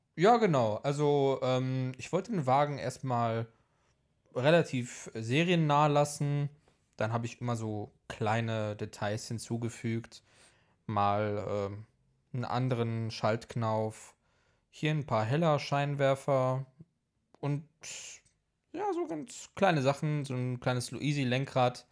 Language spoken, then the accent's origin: German; Poland; now in Leverkusen, Germany; bin ich halt eben mit in Polen aufgewachsen